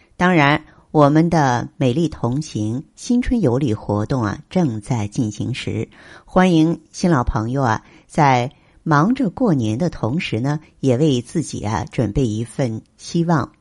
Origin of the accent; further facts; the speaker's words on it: China; 我们中国人